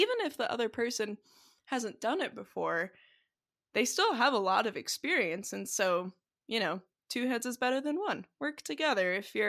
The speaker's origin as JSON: {"language": "English", "country": "New Zealand", "tie": "born or raised there", "said": "I grew up in New Zealand, so this one is particularly poignant."}